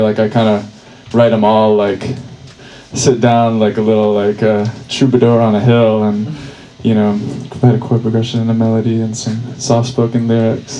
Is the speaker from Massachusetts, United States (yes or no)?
no; Burlington, Vermont, United States; I'm from Burlington, so um, I had a set at my at my folks' home